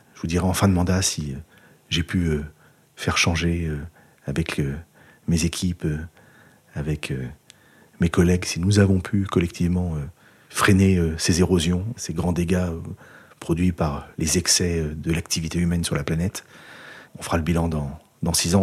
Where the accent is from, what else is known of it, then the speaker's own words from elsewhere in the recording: Rambouillet Forest, Île-de-France, France; moved away; also born or lived in Nouvelle-Aquitaine; je suis natif de la forêt de Rambouillet. Et j'ai grandi euh, vraiment euh, au champ du brame du cerf.